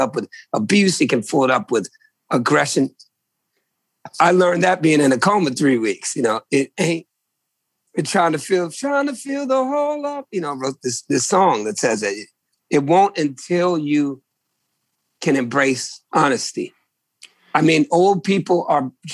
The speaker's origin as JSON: {"language": "English", "region": "New England", "country": "United States", "tie": "born or raised there", "also_born_or_lived": "Virginia", "said": "I was born in New England in the late 60s"}